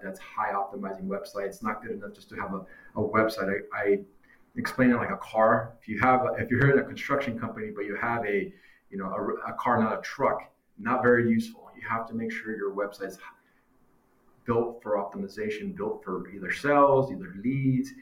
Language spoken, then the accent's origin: English; Long Beach, California, United States; I'm from Long Beach, California